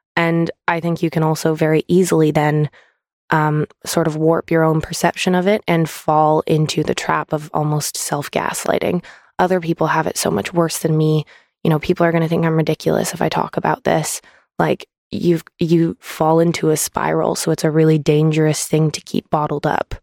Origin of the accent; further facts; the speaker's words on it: Canada; now in United Kingdom; to go back to Canada. I got to go back to my home country